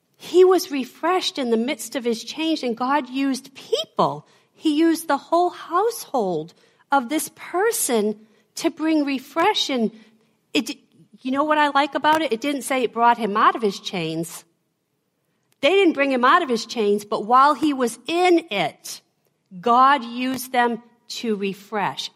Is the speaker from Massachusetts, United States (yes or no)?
yes; Boston, Massachusetts, United States; accent: Boston; my Boston accent